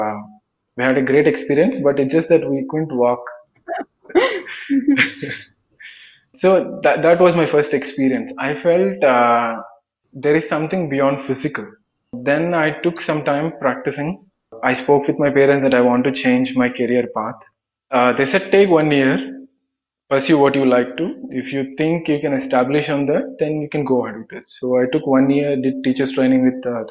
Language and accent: English; Andhra Pradesh, India; moved away as an adult; now in Bangalore, India; I'm from Andhra Pradesh.